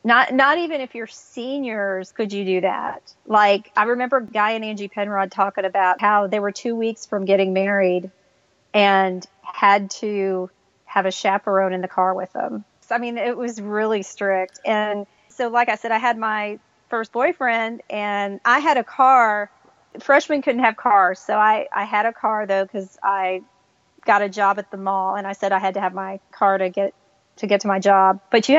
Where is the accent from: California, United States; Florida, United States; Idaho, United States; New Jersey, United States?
Florida, United States; Miami; moved away as an adult; also born or lived in Lynchburg, Virginia; now in Nashville, United States; I've lived here longer than I lived at home, which I was born and raised in Miami. Lived there the first 18 years of my life. And when I was in school, I went to a Christian school.